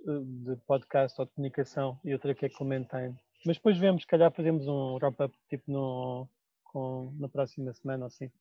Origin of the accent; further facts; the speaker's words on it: Portugal; nós somos portugueses